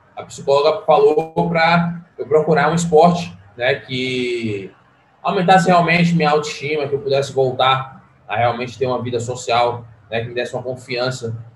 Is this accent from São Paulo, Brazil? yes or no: no; Salvador, Bahia, Brazil; sou baiano, nasci, nasci e criado em, em Salvador